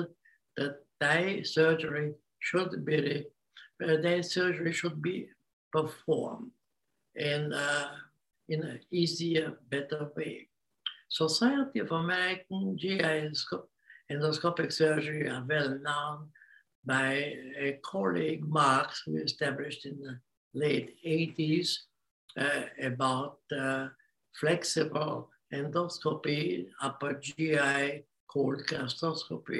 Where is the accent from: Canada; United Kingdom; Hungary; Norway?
Hungary; English is a second language; moved away as an adult; also born or lived in Vienna, Austria / Australia; I was born in Hungary and spent 15 years in Vienna. Came back to Hungary